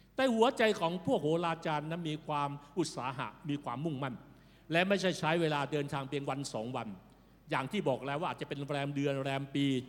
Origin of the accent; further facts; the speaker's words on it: Thailand; เราในฐานะคนไทยที่รู้จักกับพระเจ้า